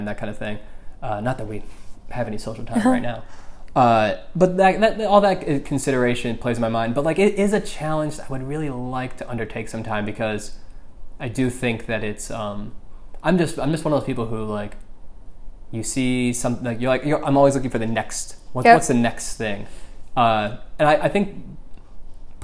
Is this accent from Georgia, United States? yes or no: no; Michigan, United States; moved away; I'm from Michigan